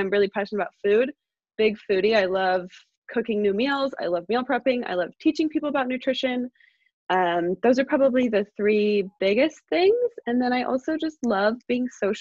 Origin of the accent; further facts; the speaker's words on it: San Ramon, California, United States; now in Walnut Creek, United States; I grew up in San Ramon, California